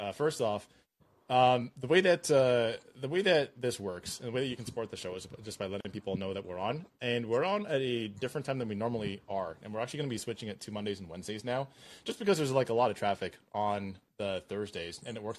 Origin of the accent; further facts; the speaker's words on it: Canada; I'm a Canadian